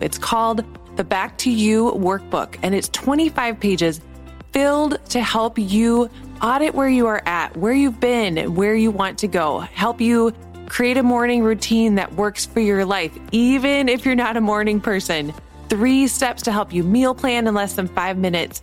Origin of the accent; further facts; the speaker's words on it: North Dakota, United States; moved away as an adult; also born or lived in Nashville, Tennessee; now in Minneapolis, United States; I was born and raised in North Dakota